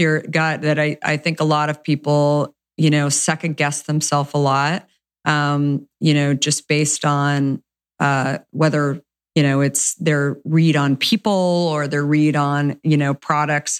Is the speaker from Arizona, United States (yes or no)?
yes; Arizona, United States; moved away; I grew up in Arizona